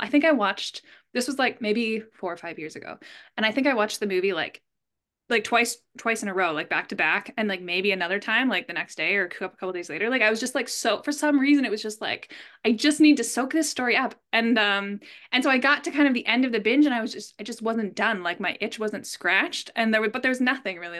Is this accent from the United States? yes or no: no; Canada; I'm Canadian.